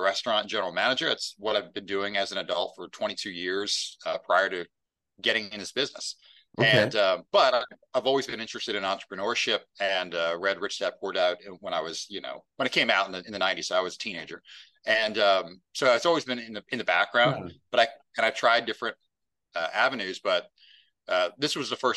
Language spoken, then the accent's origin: English; Maryland, United States; I haven't moved very far. Born in this county I'm in now, I'm still here. So I love Maryland